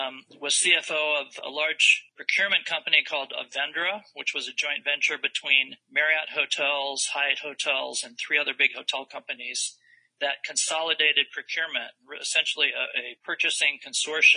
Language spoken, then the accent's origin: English; Indiana, United States; moved away as an adult; also born or lived in Chicago; now in Palm Beach County, United States; I grew up in Indiana